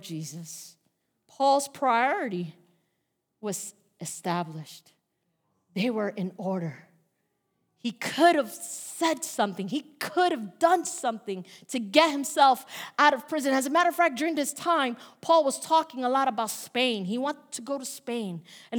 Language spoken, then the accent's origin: English; New York, United States; now in Bayonne, United States; I'm from New York